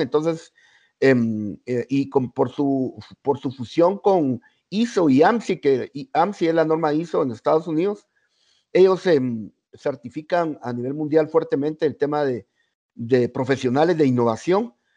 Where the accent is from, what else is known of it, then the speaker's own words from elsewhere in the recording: Guatemala; los guatemaltecos